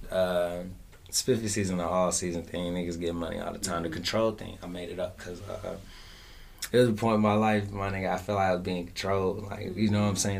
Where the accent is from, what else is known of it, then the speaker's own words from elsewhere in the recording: Fayetteville, North Carolina, United States; I'm from Westside Fayetteville, North Carolina.